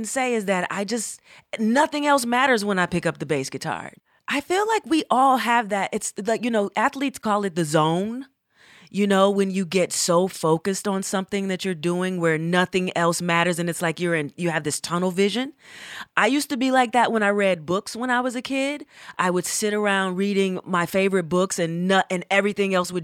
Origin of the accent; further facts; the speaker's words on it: Atlanta, Georgia, United States; moved away as an adult; also born or lived in Berkeley, California; I am from Atlanta, Georgia